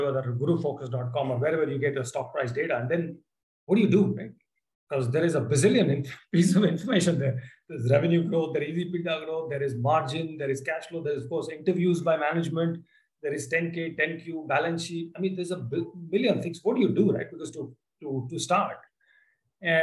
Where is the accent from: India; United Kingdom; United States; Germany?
India; I'm an Indian